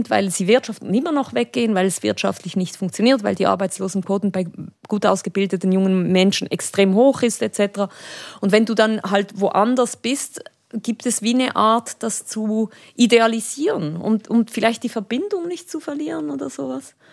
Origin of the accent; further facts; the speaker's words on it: Spain; aber es war als Spanierin, äh, wenn du irgendwo diese Töne gehört hast, dann ging es gleich